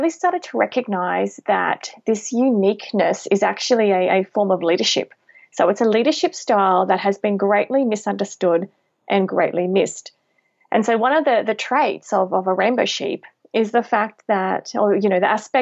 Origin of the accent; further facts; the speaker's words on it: Tiaro, near Maryborough, Queensland, Australia; now in Brisbane, Australia; I actually grew up on a pineapple and macadamia farm right near a very small town. It's called Tyro. It's near Maryborough in Queensland.